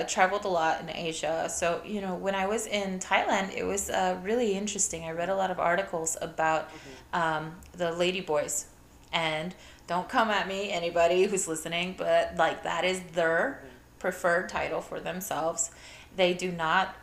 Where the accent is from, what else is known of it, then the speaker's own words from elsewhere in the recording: Puerto Rico; also born or lived in Ohio, United States; I'm from Puerto Rico, and when I was really young, this was like, we moved from Ohio